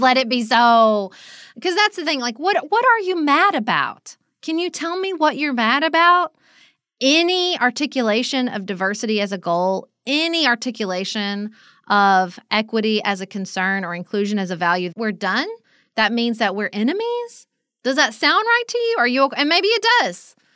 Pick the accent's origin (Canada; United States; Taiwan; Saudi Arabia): United States; Paducah, Kentucky; I'm from Paducah